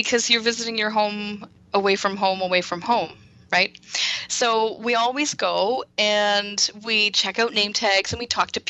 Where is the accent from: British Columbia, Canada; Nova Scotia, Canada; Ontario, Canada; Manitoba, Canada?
Ontario, Canada; Burlington; she was from Burlington. She was from my hometown.